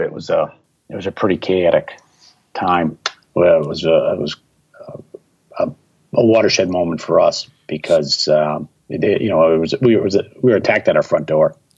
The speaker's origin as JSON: {"language": "English", "town": "Milwaukee", "region": "Wisconsin", "country": "United States", "tie": "born or raised there", "moved": "as an adult", "said": "I was living in Milwaukee, Wisconsin. That's my hometown"}